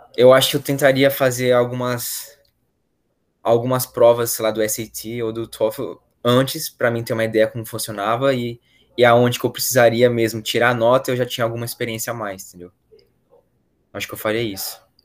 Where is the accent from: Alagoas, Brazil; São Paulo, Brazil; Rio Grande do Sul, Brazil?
São Paulo, Brazil; Valinhos; moved away; eu sou de Valinhos